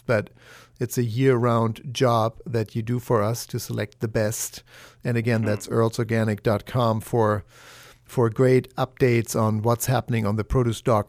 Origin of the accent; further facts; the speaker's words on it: Germany; moved away; the root cellars anymore that I grew up with in Germany